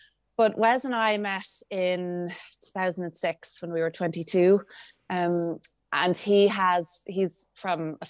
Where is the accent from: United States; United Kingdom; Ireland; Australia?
Ireland; Dalkey, Leinster; I grew up in Dalkey in County Dublin.